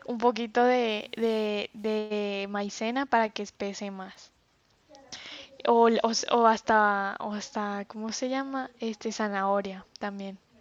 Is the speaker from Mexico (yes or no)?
no; La Guajira, Colombia; moved away; also born or lived in Santa Marta, Colombia / Manizales, Colombia; nací en Santa Marta y me crié en La Guajira.